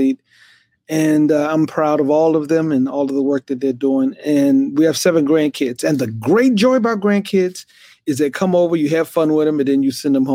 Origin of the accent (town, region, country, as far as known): Glenarden, Maryland, United States; born or raised there; also born or lived in Washington, D.C.